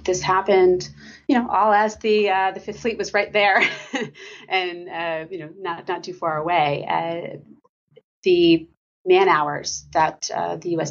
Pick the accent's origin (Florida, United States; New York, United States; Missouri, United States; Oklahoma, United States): Oklahoma, United States; Lawton; I am from uh, Lawton, Oklahoma